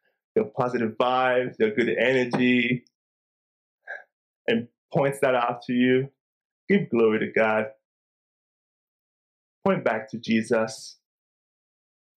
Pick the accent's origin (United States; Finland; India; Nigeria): Nigeria; growing up in Nigeria once a year for 2 weeks during the Christmas season, we would travel home to the village where my parents are from.